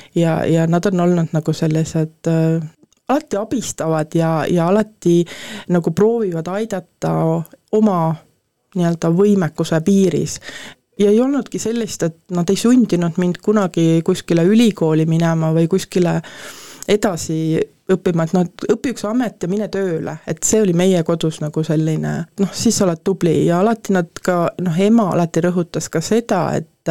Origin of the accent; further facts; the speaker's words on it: Põltsamaa, Jõgeva County, Estonia; also born or lived in Paide; mina olen sündinud Põltsamaale, nagu ma ütlen, et äh, tegelikult sündisin Paides